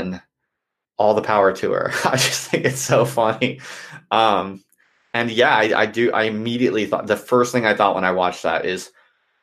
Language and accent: English; United States; moved away as an adult; now in United Kingdom; I'm from America